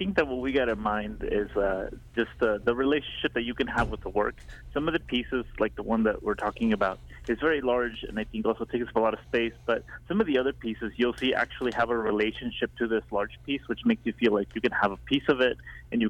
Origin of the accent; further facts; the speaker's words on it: Guatemala; now in Kansas City, United States; So much of what's in the work is me moving to America from Guatemala.